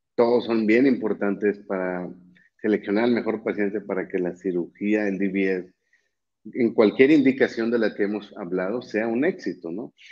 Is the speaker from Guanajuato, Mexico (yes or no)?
no; Monterrey, Nuevo León, Mexico; also born or lived in Mexico City / Florida; soy de México, de Monterrey específicamente